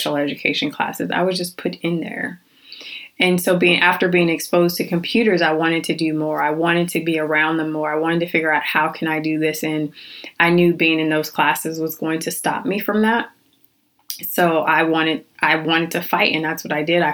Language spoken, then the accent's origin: English; Phoenix, Arizona, United States; I was born and raised in Phoenix, Arizona.